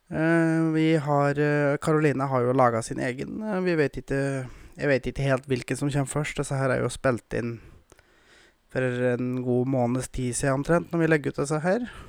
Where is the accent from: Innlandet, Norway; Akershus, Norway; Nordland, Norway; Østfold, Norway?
Innlandet, Norway; Gausdal; also born or lived in Moelv, Hedmarken; now in Råholt, Norway; Jeg kommer jo opprinnelig fra Gausdal